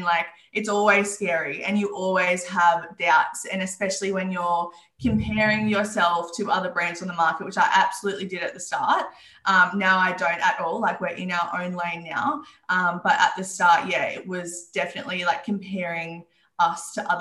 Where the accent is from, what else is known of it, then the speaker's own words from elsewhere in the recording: Newcastle, New South Wales, Australia; I grew up in Newcastle. I'm still here